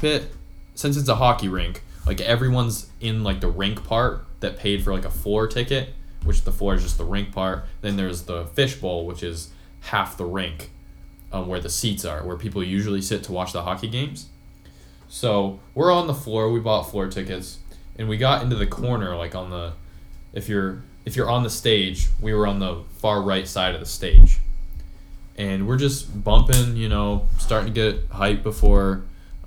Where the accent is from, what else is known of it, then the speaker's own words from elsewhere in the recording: Vermont, United States; moved away; I'm from Vermont